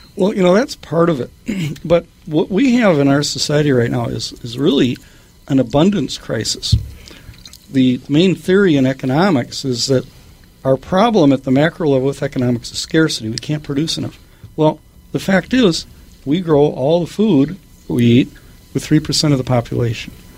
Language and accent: English; Minneapolis, Minnesota, United States; South Minneapolis. Uh, uh, still living in the house that I was brought home